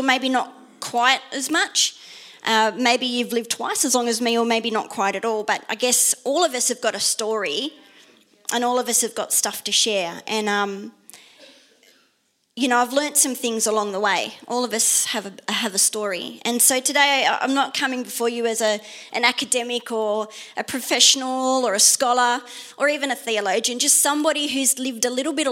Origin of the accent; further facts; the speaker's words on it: Sydney, New South Wales, Australia; also born or lived in Netherlands; I grew up in Mount Druitt in Western Sydney